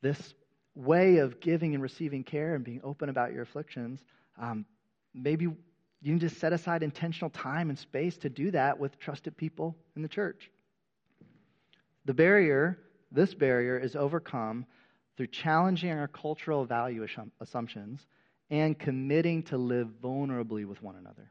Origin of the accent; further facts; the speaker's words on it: United States; The majority of us who have been born and raised in America